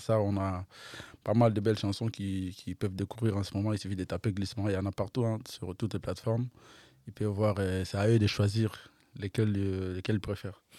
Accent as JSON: {"language": "French", "region": "Kinshasa", "country": "DR Congo", "tie": "born or raised there", "said": "j'ai grandi entre les deux quartiers"}